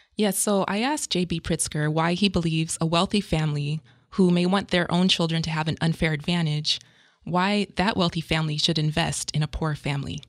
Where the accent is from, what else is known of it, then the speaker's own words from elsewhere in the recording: San Diego, California, United States; I'm from San Diego, I was born and raised